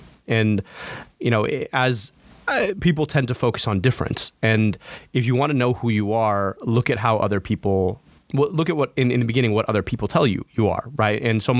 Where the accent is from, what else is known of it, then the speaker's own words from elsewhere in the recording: United States; I'm American, but that's always with an asterisk, right? Because not everybody accepts me as American, even though I was born and raised here.